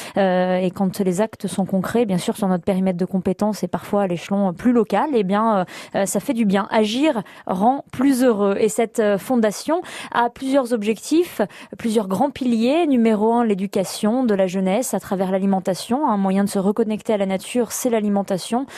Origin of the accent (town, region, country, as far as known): the La Bourboule area, Auvergne-Rhône-Alpes, France